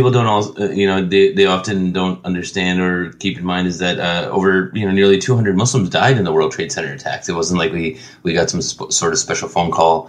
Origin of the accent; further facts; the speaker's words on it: United States; I'm American through and through. I'm going down with the ship.